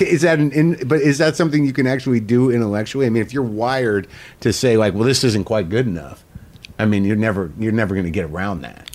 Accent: Albuquerque, New Mexico, United States; I grew up in Albuquerque

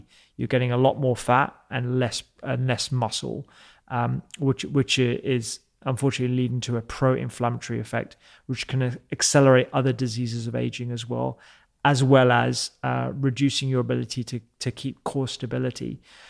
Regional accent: India; I'm not just saying that because I'm Indian and I want it to be

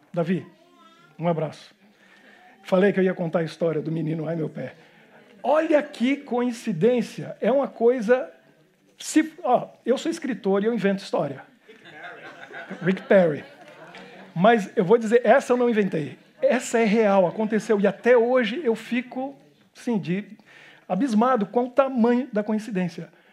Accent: Brazil; moved away as an adult; also born or lived in Japan; now in Belgium; como bom brasileiro

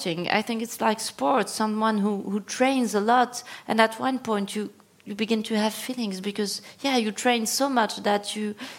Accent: Morocco; I was born in Morocco, and Morocco is a plurilingual country.

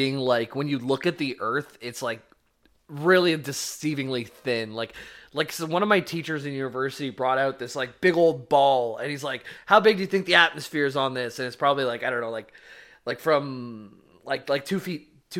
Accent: Scotland, United Kingdom; I haven't. I'm Scottish. I want to go.

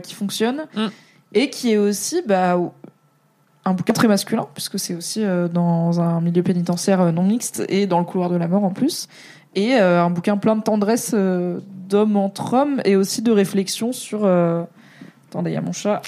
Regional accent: Alsace, Grand Est, France; je suis alsacienne

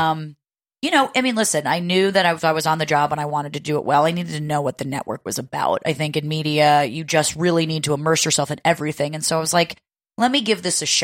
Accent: New Jersey, United States; moved away as an adult; now in New York City, United States; I'm from New Jersey and I live in New York

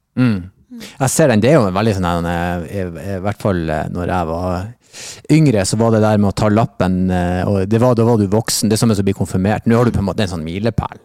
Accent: Northern Norway, Norway; moved away; jeg vokste opp i Nord-Norge

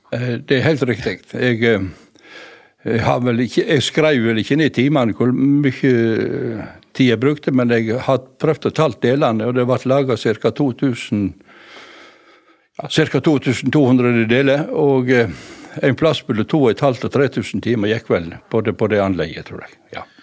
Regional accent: Voss, Vestland, Norway; jeg, som vossing

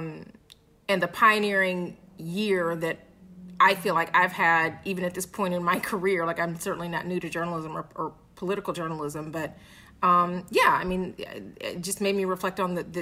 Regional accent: Atlanta, Georgia, United States; moved away as an adult; now in Philadelphia, United States; So I'm from Atlanta

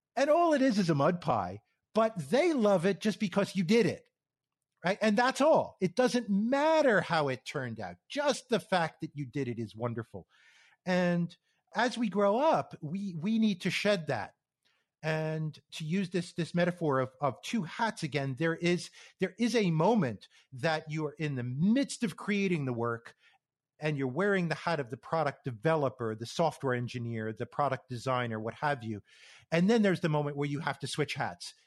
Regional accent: New York area, United States; moved away as an adult; also born or lived in Phoenix, Arizona; I grew up in the New York area on the East Coast

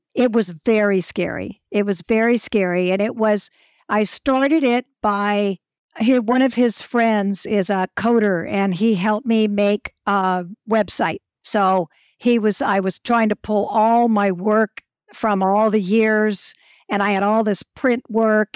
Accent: Hawaii, United States; also born or lived in Malibu, California; now in Australia; growing up in Hawaii

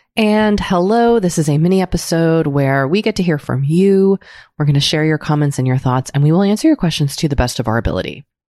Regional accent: United States; as an American, mm. as a white American.

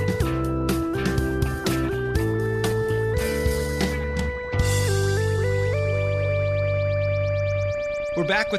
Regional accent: Whittier, California, United States; I'm from Whittier.

